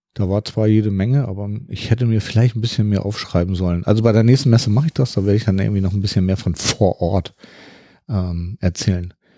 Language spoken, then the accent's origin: German; Hamburg, Germany; ich bin ja aus dem Norden von Hamburg